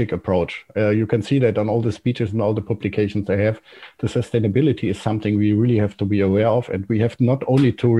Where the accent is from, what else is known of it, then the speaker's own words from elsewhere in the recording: Trier, Rhineland-Palatinate, Germany; I'm coming from Trier, which is close to Baumholder.